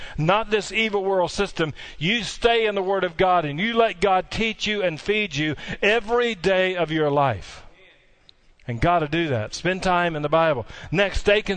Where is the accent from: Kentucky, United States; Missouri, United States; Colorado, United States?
Kentucky, United States; Barren River Lake; I grew up on Barron River Lake, not far from here